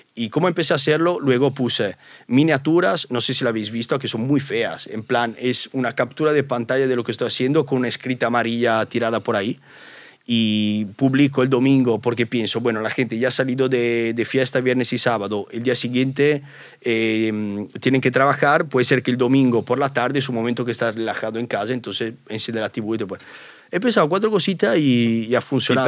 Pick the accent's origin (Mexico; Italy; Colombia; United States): Italy; accent: Italian; Spanish is a second language; now in Spain